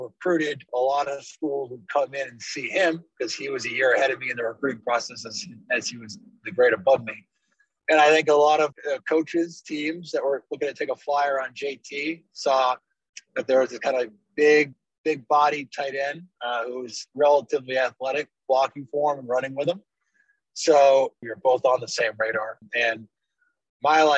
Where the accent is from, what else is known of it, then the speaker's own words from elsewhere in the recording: Dartmouth, Massachusetts, United States; moved away as an adult; also born or lived in Athens, Georgia; born and raised in Massachusetts, grew up in Dartmouth, went to Dartmouth High School